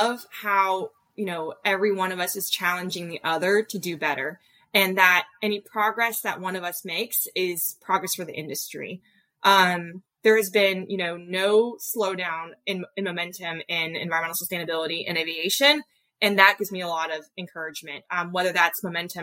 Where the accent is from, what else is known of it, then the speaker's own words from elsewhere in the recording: Bay Area, California, United States; I really love the Bay Area. It's where I grew up